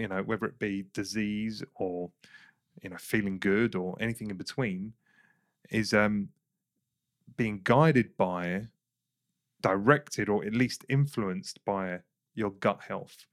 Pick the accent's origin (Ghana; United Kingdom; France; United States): United Kingdom; England; I grew up in England